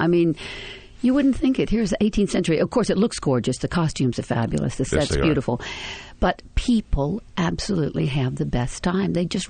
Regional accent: the South, United States; Of course, as a Southerner, I did Cat on a High Tin Roof, and I mean, it just felt like completely natural. I grew up in that milieu, so I know everything there is to know about it.

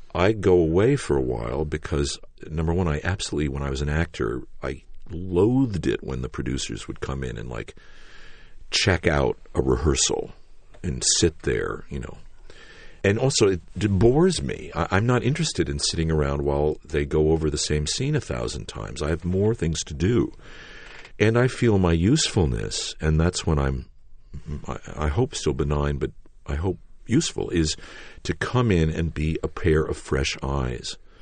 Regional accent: New York City, New York, United States; I was born in Manhattan

